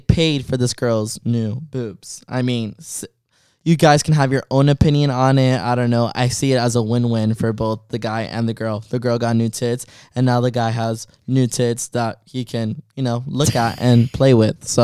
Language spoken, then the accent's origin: English; Miami, Florida, United States; growing up in Miami